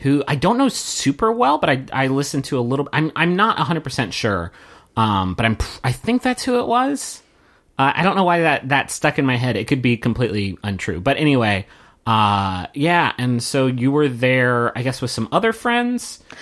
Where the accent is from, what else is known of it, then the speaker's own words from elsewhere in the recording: Huntington, West Virginia, United States; moved away as an adult; now in Austin, United States; Huntington, West Virginia, my hometown